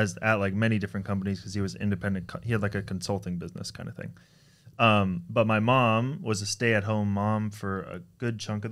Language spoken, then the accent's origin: English; San Francisco, California, United States; also born or lived in Toronto, Canada; We were from Toronto, so I was born in Toronto. When I was five, we moved to San Francisco.